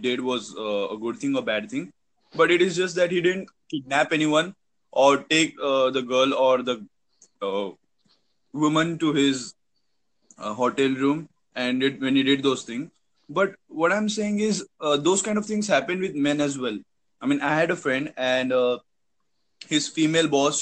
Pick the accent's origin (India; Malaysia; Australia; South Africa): India; I'm from India